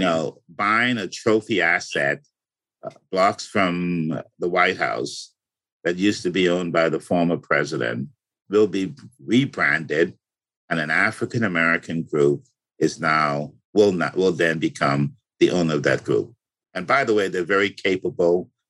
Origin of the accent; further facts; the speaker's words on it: Bahamas; moved away; When I was a kid growing up in the Bahamas